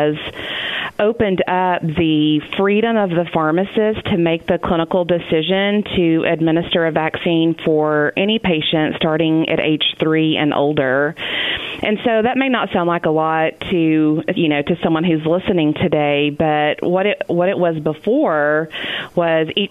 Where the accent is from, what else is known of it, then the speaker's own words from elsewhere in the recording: Texas, United States; moved away as an adult; now in Arkansas, United States; I grew up in Texas and planned on living my life out in Texas, and here I am in Arkansas teaching and working at Harding.